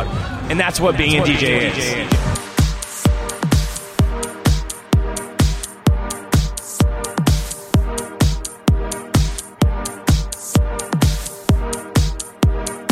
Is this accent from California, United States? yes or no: yes; San Luis Obispo, California, United States; I'm from San Luis Obispo, California